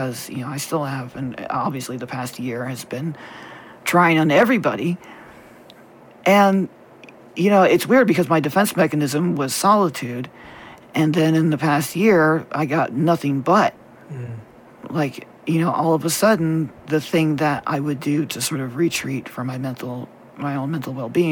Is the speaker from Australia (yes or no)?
no; the South, United States; we were raised in the South